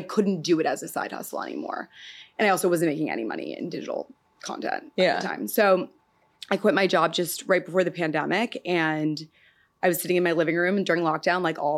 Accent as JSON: {"language": "English", "town": "New York City", "region": "New York", "country": "United States", "tie": "born or raised there", "said": "I'm from Manhattan, the Upper West Side, Morningside Heights, really, like by Columbia University is where I grew up"}